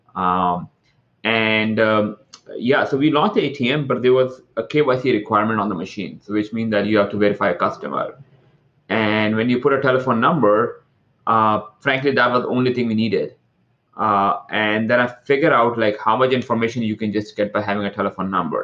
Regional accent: Toronto, Ontario, Canada; now in California, United States; I'm from Toronto, uh, I live in California

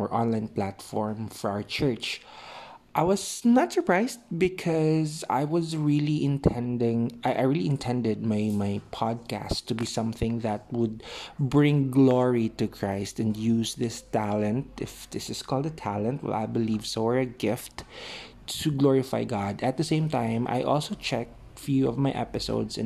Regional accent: Philippines; I'm from the Philippines

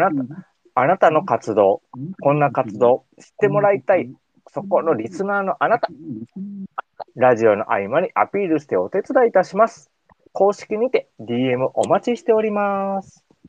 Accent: Kansai, Japan; accent: Kansai dialect; 俺ら関西弁で喋るからさ

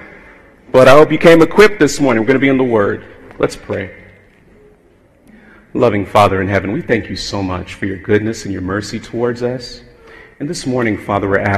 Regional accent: South Florida, United States; I was raised in South Florida

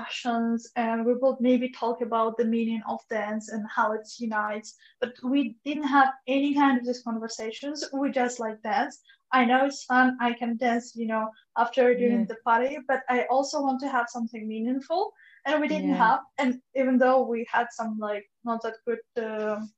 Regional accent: Kazakhstan; I'm from Kazakhstan

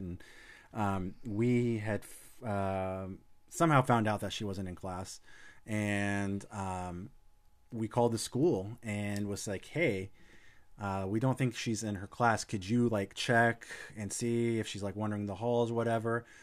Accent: Illinois, United States; moved away; hometown in Illinois, uh, small town

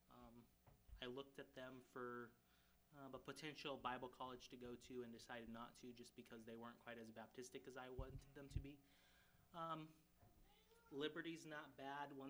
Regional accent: Ghana; So I grew up in Ghana, West Africa. Most of you know that.

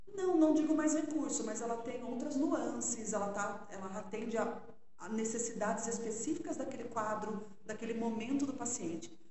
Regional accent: Sorocaba, São Paulo, Brazil; accent: sotaquinho do interior; moved away as an adult; eu sou de Sorocaba. E morei, nasci, morei a vida toda lá, me casei, né? Ainda morava em Sorocaba.

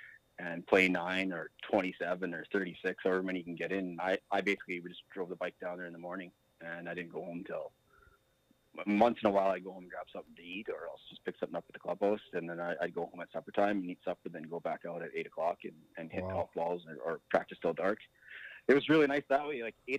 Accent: St. Walburg, Saskatchewan, Canada; I actually think that because I grew up in St. Walburg on that 9-hole golf course, that is probably the main reason why I have had any success in golf.

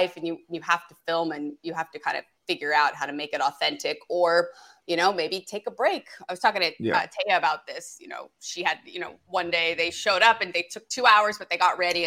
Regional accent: the Valley, California, United States; moved away as an adult; now in West Side, Los Angeles, United States; I'm from the Valley originally

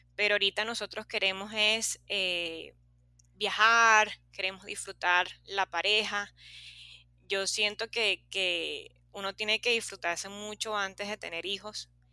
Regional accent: Los Corales, La Guaira, Venezuela; Yo soy de Los Corales

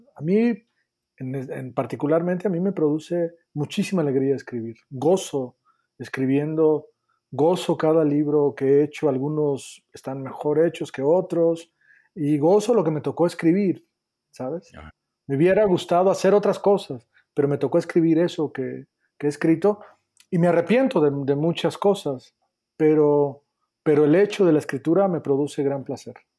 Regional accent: a town near Guadalajara, Jalisco, Mexico; moved away; yo soy de, de Jalisco, soy de un pueblo que está cerca de Guadalajara que se llama Meca

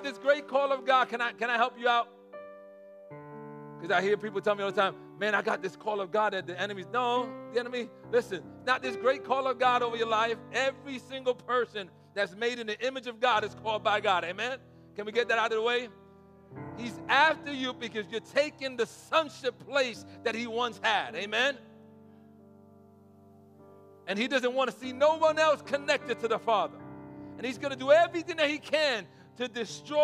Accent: New York City, New York, United States; I'm from the Bronx, and there's not many pools in the Bronx

